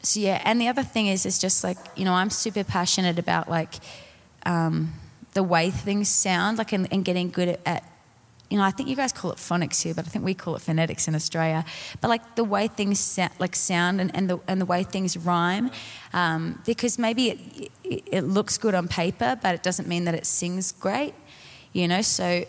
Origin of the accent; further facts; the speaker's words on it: Colorado Springs, Colorado, United States; I'm from Colorado Springs.